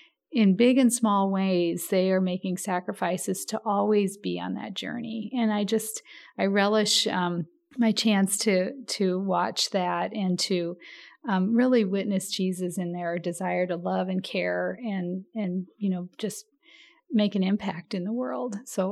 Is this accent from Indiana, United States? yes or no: no; Iowa, United States; born there; also born or lived in Texas, United States / Omaha, United States; Yeah, I was born in Iowa, good friend Tom here.